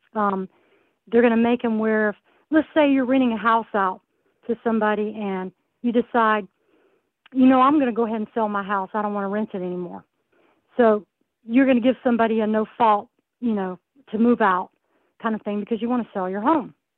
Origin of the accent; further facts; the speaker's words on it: the South, United States; moved away as an adult; now in California, United States; I'm not originally from here. I'm from the South, and uh, I came out here only for the military